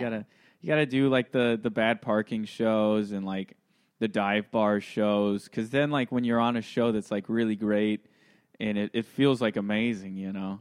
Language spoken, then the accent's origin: English; Santa Clarita, California, United States; I'm from L A, born and raised. Well, I'm from Santa Clarita.